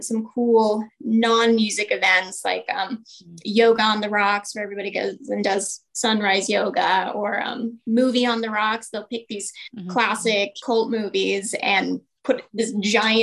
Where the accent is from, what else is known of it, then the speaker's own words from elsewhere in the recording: Parker, Colorado, United States; I grew up in Parker